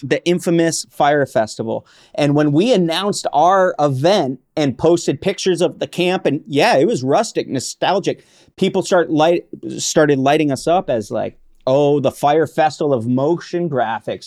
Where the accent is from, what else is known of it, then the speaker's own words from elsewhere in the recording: Vermont, United States; I grew up in Vermont